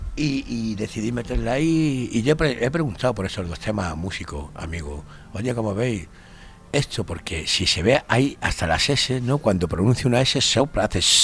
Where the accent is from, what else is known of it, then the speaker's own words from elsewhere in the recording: Madrid, Community of Madrid, Spain; moved away as an adult; now in Granada, Spain; yo soy madrileño me tiro toda mi vida viviendo en Madrid